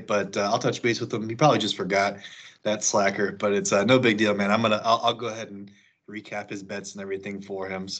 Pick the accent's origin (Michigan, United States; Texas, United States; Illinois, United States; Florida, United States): Illinois, United States; Elgin; moved away as an adult; also born or lived in Chicago / Alabama; now in Kansas, United States; I'm from the suburbs originally. Obviously, I'm from Elgin, but live in the city for about like 5-6 years